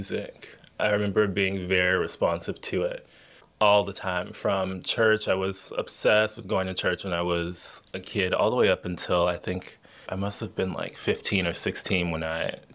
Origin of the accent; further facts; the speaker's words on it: Miami, Florida, United States; I'm originally from Miami, Florida.